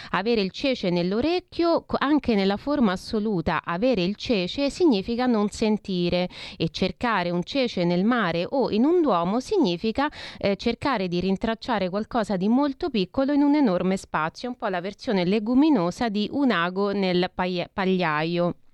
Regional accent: Rome, Lazio, Italy; accent: Roman; Allora, io sono romana, quindi abbiate pazienza, dico cece

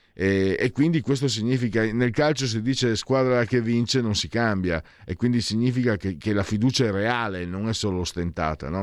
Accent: Friuli-Venezia Giulia, Italy; now in Lombardy, Italy; vengo dal Friuli, insomma sono immigrato

